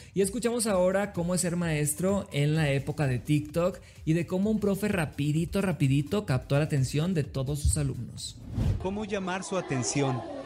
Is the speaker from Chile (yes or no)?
no; Los Mochis, Sinaloa, Mexico; soy de Los Mochis, Sinaloa